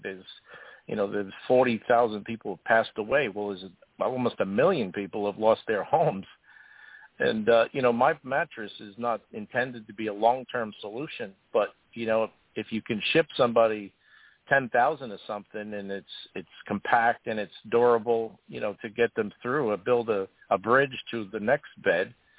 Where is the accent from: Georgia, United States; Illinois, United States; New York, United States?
New York, United States; Long Island; I grew up on Long Island